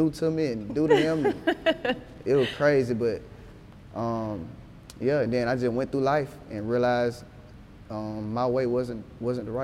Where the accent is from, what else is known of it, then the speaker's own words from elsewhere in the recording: Atlanta, Georgia, United States; also born or lived in Decatur, Georgia; growing up in Atlanta